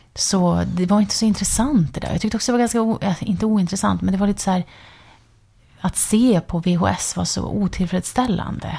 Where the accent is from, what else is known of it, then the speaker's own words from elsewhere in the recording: near the border with Finland, northern Sweden, Sweden; Jag är ju född och uppvuxen i liksom, norra Sverige, ja. med, nära gränsen till Finland